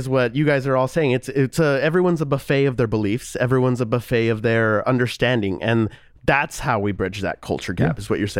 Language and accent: English; New Mexico, United States; Because we are both from New Mexico.